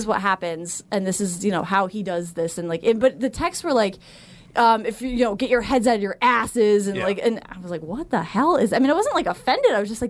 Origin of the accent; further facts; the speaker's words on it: Connecticut, United States; So I grew up in Connecticut.